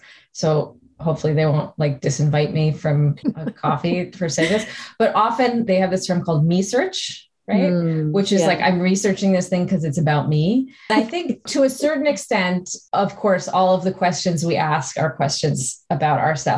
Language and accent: English; New York, United States; moved away as an adult; now in Canada; I grew up in New York and I had already moved to Canada.